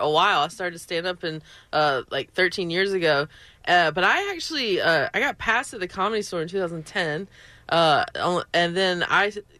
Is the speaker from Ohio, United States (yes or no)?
no; Belmont, North Carolina, United States; I am from Belmont, and in North Carolina